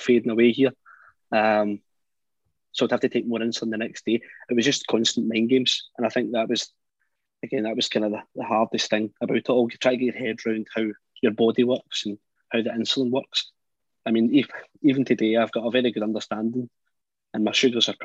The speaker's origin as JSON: {"language": "English", "region": "Scotland", "country": "United Kingdom", "said": "I was from Scotland"}